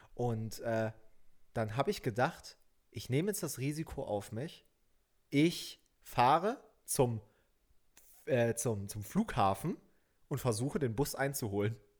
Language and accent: German; Saxony, Germany; now in Berlin, Germany; nach Sachsen in meine Heimat